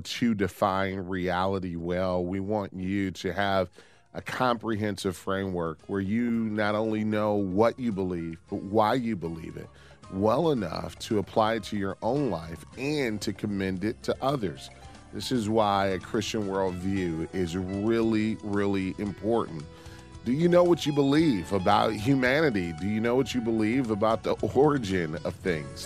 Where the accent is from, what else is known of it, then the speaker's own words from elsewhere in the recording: Detroit, Michigan, United States; I grew up in Detroit